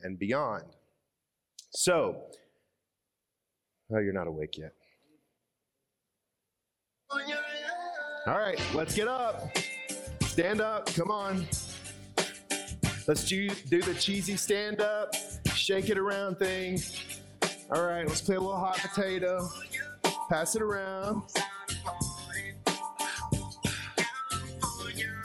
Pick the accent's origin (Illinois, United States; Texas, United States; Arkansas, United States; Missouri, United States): Arkansas, United States; I'm from Arkansas, from the center of the U.S.